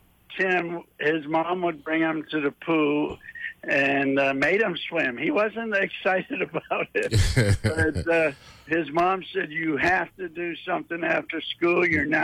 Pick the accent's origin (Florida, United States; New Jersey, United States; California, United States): Florida, United States; Orlando; Orlando, Florida.